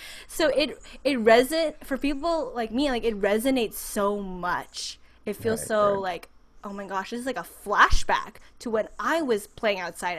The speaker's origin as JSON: {"language": "English", "area": "San Francisco Bay Area", "region": "California", "country": "United States", "tie": "born or raised there", "said": "as a Filipina growing up in the United States"}